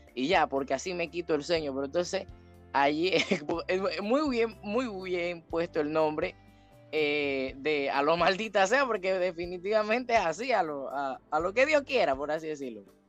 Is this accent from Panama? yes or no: yes; Panama; como panameño eh, debemos llevarnos